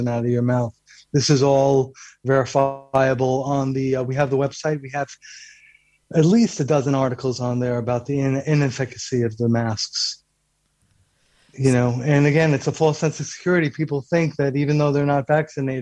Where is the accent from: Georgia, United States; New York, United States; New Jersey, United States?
New York, United States; New York City; also born or lived in San Francisco; I'm originally from Brooklyn, New York City